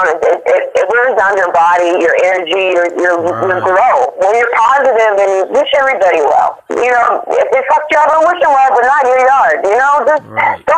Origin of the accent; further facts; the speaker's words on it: South Florida, United States; also born or lived in New York; no, I'm actually from Florida. Uh, you know, um, down south Florida, southern Florida on the East Coast.